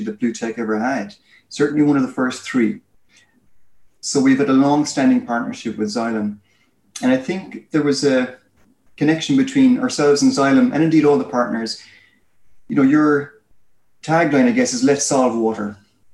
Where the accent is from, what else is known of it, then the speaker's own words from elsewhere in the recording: Ireland; accent: Irish; I'm Irish, as you can tell by my accent.